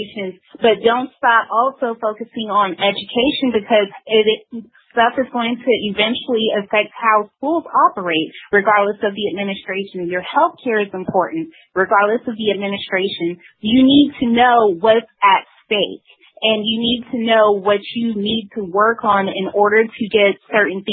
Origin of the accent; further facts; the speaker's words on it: the South, United States; I'm from the South, and here we do have, you know, the history of the Civil War, the Confederacy